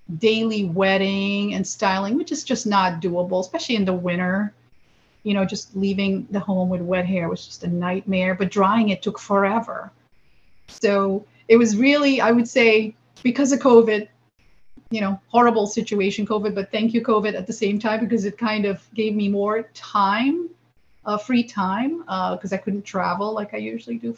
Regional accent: Suriname; now in United States; I grew up in South America in this little country called Suriname, right above the equator.

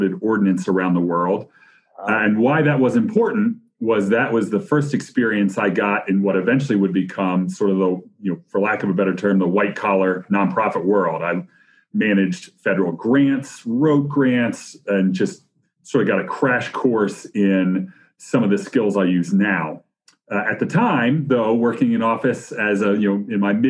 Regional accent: Wilmington, Delaware, United States; moved away as an adult; also born or lived in Virginia; I'm originally from Wilmington, Delaware, which is a very great place

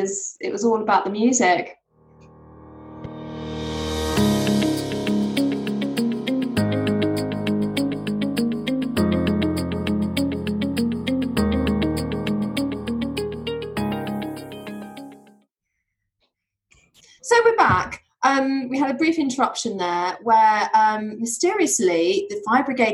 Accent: Surrey, South East England, United Kingdom; when I was growing up, I grew up in Surrey

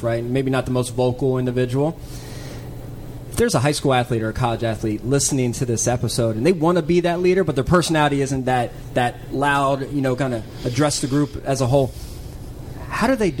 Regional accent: the DMV area, United States; I'm a Maryland grad. I've grown up here in the area

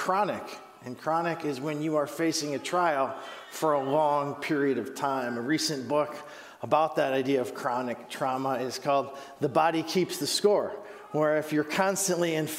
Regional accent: Huron, Ohio, United States; moved away; I'm originally from Huron, Ohio

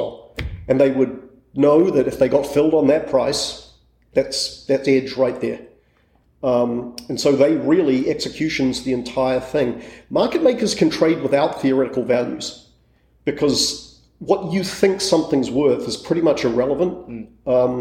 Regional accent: New Zealand; moved away as an adult; also born or lived in England; I grew up in New Zealand

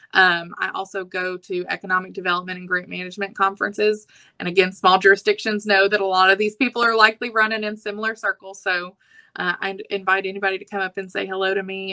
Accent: Anahuac, Texas, United States; also born or lived in Austin, Texas; I'm actually from Chambers County. I like to say that my family is one of the founding members of the county. We've been here since the 1700s. Um, I graduated from Anahuac High School

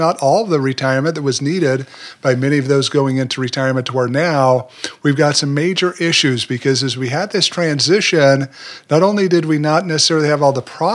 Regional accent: Utah, United States; moved away as an adult; also born or lived in Puerto Rico; now in Memphis, United States; I was raised there, spent most of my life living in Utah

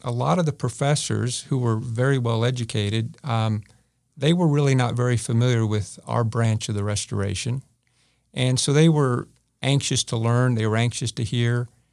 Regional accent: California, United States; moved away as an adult; now in Independence, United States; I grew up in California.

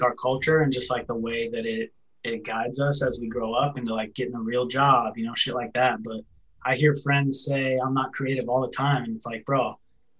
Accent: an hour south of Seattle, Washington, United States; also born or lived in near Chicago, Illinois; When I was real young, I lived like an hour outside of Chicago, Illinois. And then like second grade, we moved out to Washington State. So I was like an hour south of Seattle. Just like a middle-class suburb kind of childhood

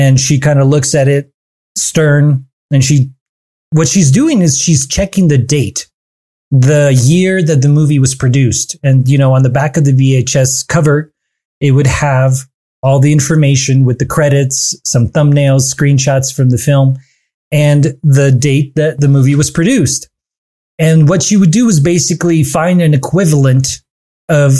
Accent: Almaty, Kazakhstan; moved away; growing up back in my hometown of Almaty in the country Kazakhstan

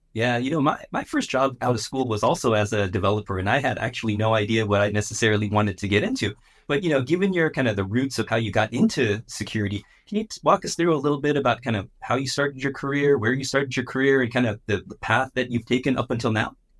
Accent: San Francisco Bay Area, California, United States; I'm also originally from the San Francisco Bay Area

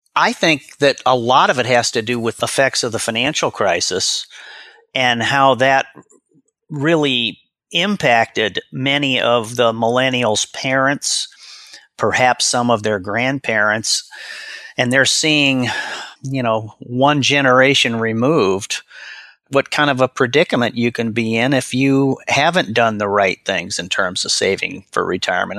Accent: Omaha, Nebraska, United States; I was born and raised in Omaha, Nebraska

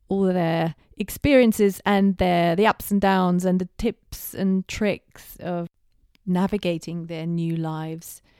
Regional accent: Bavaria, Germany; moved away as an adult; now in United Kingdom; As I said, I was born in Germany, in Bavaria, just outside of Munich. And that's where I lived until my early 20s when I decided to go to England to pursue a master's degree.

